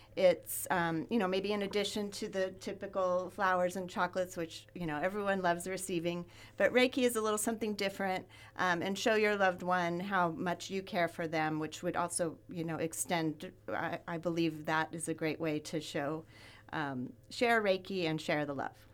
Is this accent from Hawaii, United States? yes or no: no; Ventura, California, United States; I grew up in Ventura